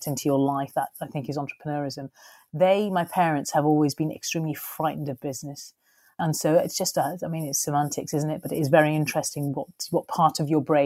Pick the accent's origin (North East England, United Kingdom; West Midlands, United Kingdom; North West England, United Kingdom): North West England, United Kingdom; Skelmersdale; also born or lived in Ormskirk / Liverpool / London; I was born and raised in a little northern working class town called Skelmersdale